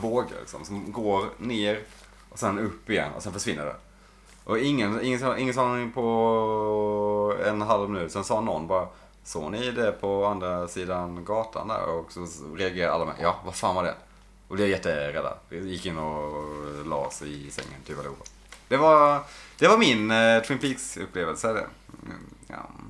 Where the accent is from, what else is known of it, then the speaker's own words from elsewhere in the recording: Blekinge, Sweden; Jag och Sebbe, där vi kommer från